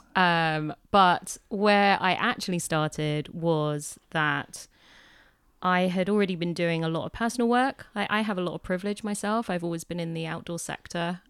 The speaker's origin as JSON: {"language": "English", "area": "Hampshire", "region": "South East England", "country": "United Kingdom", "tie": "born or raised there", "said": "I grew up in Hampshire"}